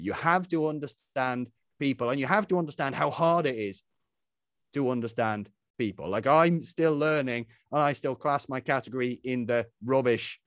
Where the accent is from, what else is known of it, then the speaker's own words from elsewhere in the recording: Isle of Man; moved away; when I was a young fella growing up, I grew up back on the Isle of Man